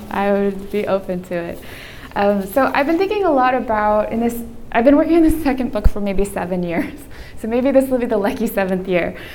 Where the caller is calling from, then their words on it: Miami, Florida, United States; And I am coming from Miami, Florida, which is a historically conservative state.